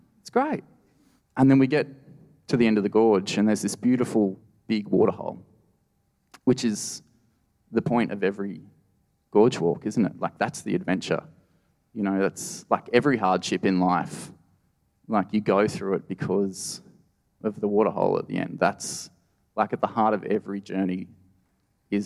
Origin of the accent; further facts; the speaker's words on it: Blue Mountains, New South Wales, Australia; now in Northern Territory, Australia; I grew up in the Blue Mountains, which is this gorgeous World Heritage listed national park.